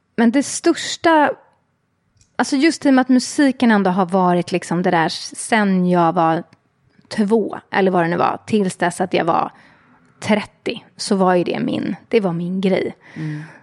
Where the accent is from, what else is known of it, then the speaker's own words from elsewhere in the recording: Stockholm, Stockholm County, Sweden; Jag är uppvuxen i eh, Hässelby, Vällingby i Västerort